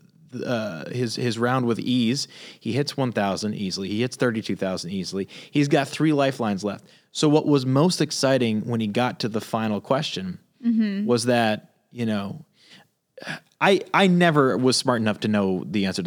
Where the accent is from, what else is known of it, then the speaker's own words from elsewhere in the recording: Northeast, United States; moved away; We had in Northeast, we had at least my house had two sides to the basement.